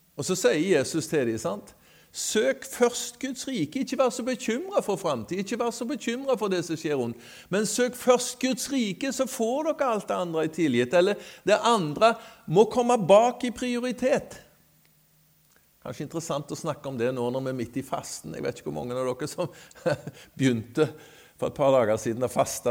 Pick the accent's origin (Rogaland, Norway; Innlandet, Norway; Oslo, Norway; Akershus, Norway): Rogaland, Norway; Skudeneshavn; also born or lived in Greenland; now in Sotra, Norway; Jeg er født i Skudenes, men har bodd på Sotra faktisk lenger enn jeg har bodd i Skudenes